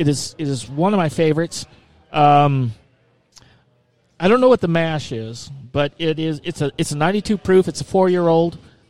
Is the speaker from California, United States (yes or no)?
yes; San Diego, California, United States; moved away; growing up in San Diego, as I did